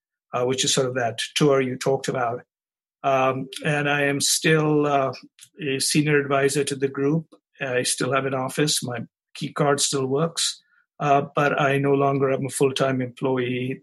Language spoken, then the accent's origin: English; India; moved away as an adult; also born or lived in Chicago, United States; now in United States; So I grew up in India, came to the United States after getting a degree in advanced mathematics to get an MBA at the University of Chicago